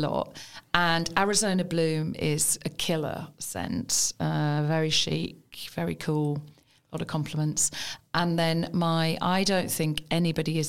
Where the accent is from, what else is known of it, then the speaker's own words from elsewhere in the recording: Birmingham, West Midlands, United Kingdom; moved away as an adult; They don't know I'm from Birmingham. I just don't know I'm from Birmingham.